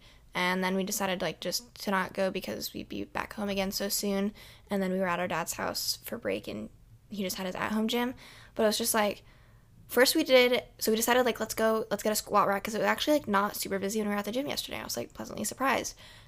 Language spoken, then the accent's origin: English; Iowa City, Iowa, United States; I don't know if it's because we're from Iowa City, which is a college town